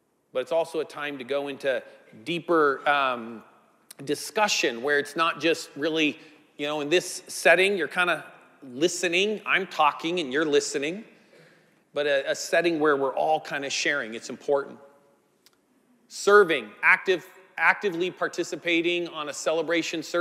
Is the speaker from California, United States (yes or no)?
yes; Northern California coast, United States; I grew up in the Northern California on the coast